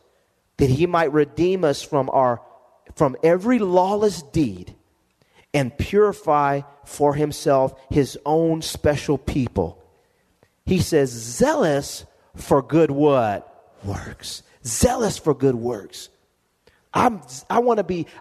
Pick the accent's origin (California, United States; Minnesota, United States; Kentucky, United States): California, United States; Lompoc; moved away; I go back to my hometown